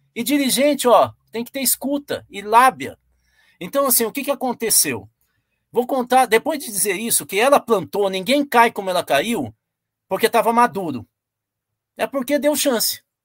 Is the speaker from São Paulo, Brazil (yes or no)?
yes; Tupã, São Paulo, Brazil; A região onde eu nasci, que é a região de Tupã, Marília, essa região aí